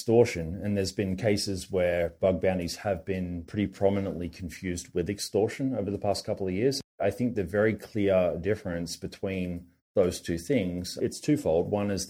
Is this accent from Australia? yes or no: yes; Australia; accent: Australian; We have a strong representation out of Australia, which is probably owing to, you know, my funny accent and so on.